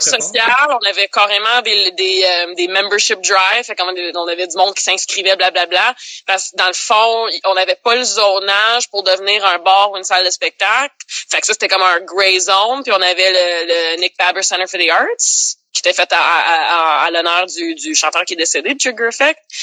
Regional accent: Laval, Quebec, Canada; also born or lived in Montreal; j'ai grandi à Laval, mais je suis née à Montréal

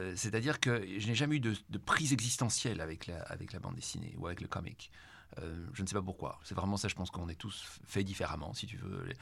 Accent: Brussels, Brussels-Capital Region, Belgium; ma relation à Bruxelles est d'abord une relation avec une ville que je, ne peux pas aimer, mais qu'en même temps, je ne peux pas quitter

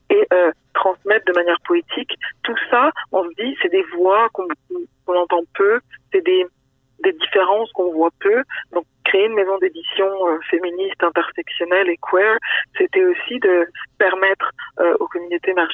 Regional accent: France; moved away as an adult; also born or lived in Senegal (parents); now in Quebec, Canada; moi-même étant immigrante ici. J'ai grandi en France, que mes parents sont originaires du Sénégal

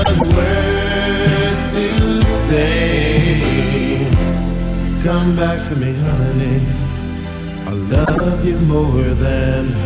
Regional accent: Bronx, New York, United States; I'm from the Bronx, New York, and I want to know how many people came out there to have a good time tonight.

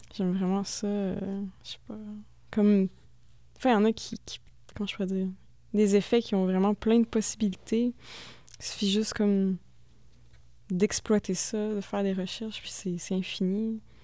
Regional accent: Thetford Mines, Quebec, Canada; moved away; also born or lived in Drummondville; je viens de Tedford Mines

